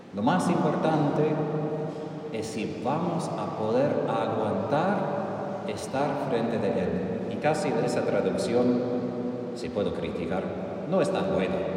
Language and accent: Spanish; Texas, United States; moved away; Yo soy del norte, yo soy de Texas